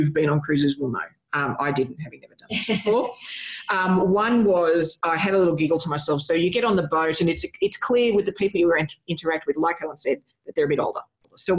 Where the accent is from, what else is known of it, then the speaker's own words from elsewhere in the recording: Australia; we're from Australia